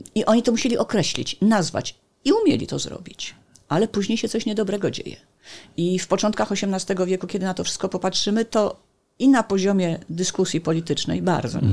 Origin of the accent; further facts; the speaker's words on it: Gdańsk, Pomeranian Voivodeship, Poland; Jestem gdańszczanką